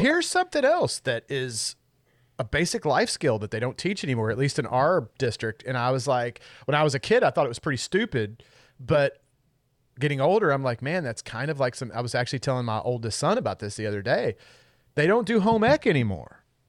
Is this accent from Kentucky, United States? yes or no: yes; Kentucky, United States; I'm from Kentucky